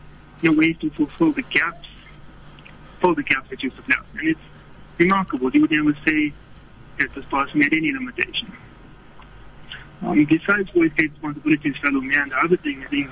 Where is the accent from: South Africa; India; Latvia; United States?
South Africa; as South African Muslims